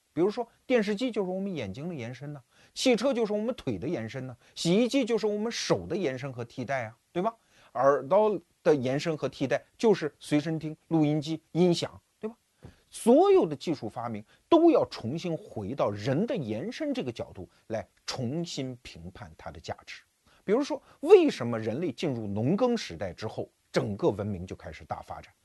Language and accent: Chinese; Wuhu, Anhui, China; 我们小时候，我老家安徽芜湖嘛，那个长江上就有轮渡啊